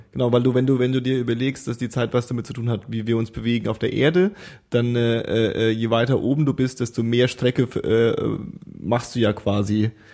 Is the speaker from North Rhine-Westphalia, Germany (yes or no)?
no; Franconia, Bavaria, Germany; ich komme ja aus Franken